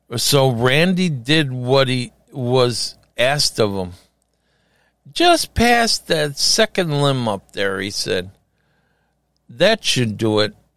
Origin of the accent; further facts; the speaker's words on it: Chicago, Illinois, United States; I'm from Chicago